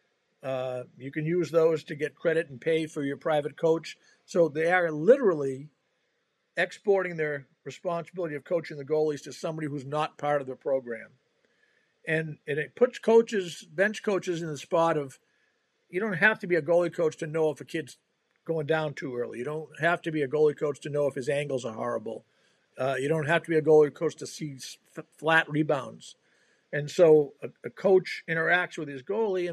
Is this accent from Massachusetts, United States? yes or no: yes; Boston, Massachusetts, United States; I grew up in the Boston area